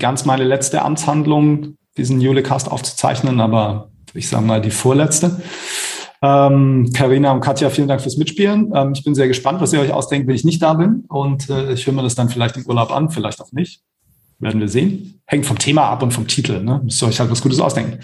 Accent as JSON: {"language": "German", "region": "Baden-Württemberg", "country": "Germany", "said": "in Baden-Württemberg, wo ich herkomme"}